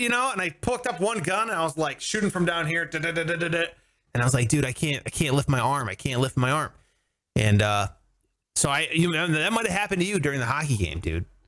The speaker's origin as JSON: {"language": "English", "town": "Cleveland", "region": "Ohio", "country": "United States", "tie": "born or raised there", "said": "I must have been like ten or eleven, and growing up in Cleveland"}